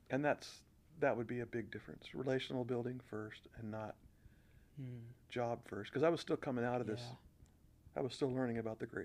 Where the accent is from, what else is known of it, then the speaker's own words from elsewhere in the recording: Corvallis, Oregon, United States; when we talk about the church that we were raised up in in Corvallis